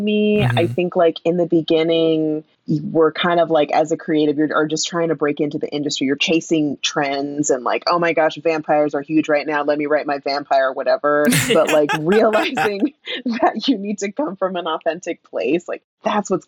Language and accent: English; San Diego, California, United States; also born or lived in Santa Barbara County, California; San Diego, which is my hometown, really. Like, that's where I spent most of my time.